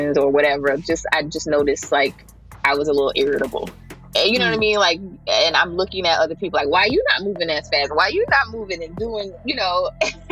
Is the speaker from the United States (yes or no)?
yes; Jersey City, New Jersey, United States; also born or lived in Tallahassee, Florida; I am from Jersey City, New Jersey. I grew up right in the heart of the hill of Jersey City.